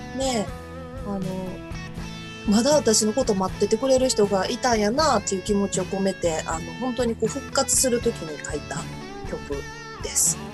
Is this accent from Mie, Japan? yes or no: yes; Iga, Mie, Japan; 三重県出身、三重県の伊賀市出身なんですけども